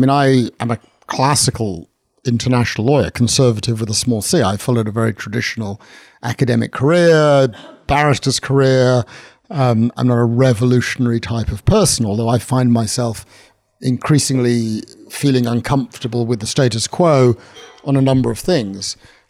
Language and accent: English; London, United Kingdom; I'm invited to do sort of guest sermons, this sort of North London Jewish guy.